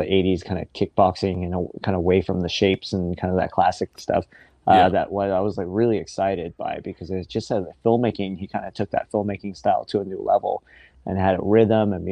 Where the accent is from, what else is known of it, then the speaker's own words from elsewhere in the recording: Seattle, Washington, United States; I was the first of my family to be born here.